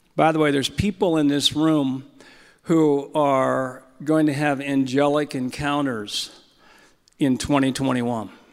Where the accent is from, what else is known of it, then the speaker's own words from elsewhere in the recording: California, United States; I'm from California